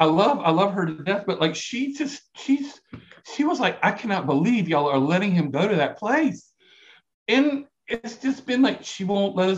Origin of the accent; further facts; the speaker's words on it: South Carolina, United States; accent: brogue; you might be able to tell from my accent. Like we call it a brogue down here. Brogue. But I am from a brogue, you know? So I am from South Carolina